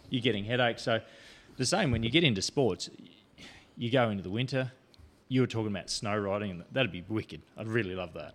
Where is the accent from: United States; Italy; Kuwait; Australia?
Australia; Port Augusta, South Australia; born or raised there; also born or lived in Adelaide / River Murray